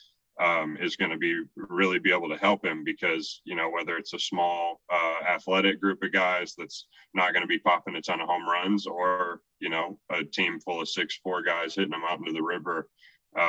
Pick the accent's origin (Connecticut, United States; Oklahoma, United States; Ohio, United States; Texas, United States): Texas, United States; Houston and Austin; I grew up in Houston and Austin